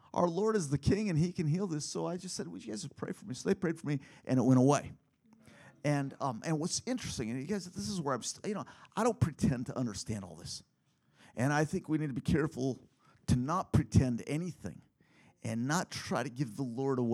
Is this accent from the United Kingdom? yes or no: no; Philippines; now in United States; growing up in the Philippines